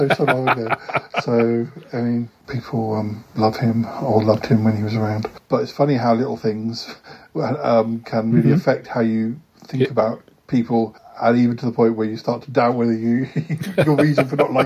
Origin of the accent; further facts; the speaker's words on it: Salisbury, South West England, United Kingdom; moved away; I came from Salisbury